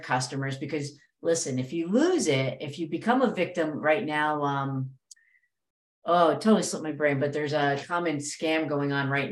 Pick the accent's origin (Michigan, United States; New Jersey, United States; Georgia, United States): New Jersey, United States; I'm from Jersey